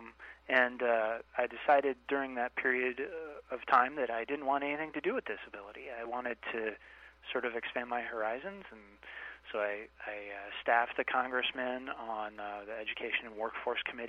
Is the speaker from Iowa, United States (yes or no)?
yes; Iowa, United States; moved away as an adult; also born or lived in Washington, D.C.; I grew up in Iowa, as I think I said earlier, and went to school at the University of Iowa